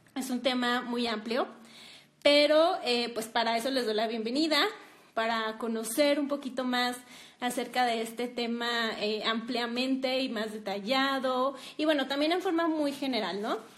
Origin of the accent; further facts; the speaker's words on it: Durango, Mexico; las dos estamos aquí en Durango